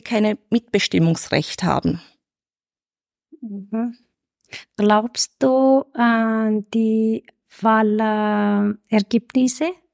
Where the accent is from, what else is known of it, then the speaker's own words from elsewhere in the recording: Iran; German is a second language; now in Vienna, Austria; ich komme aus dem Iran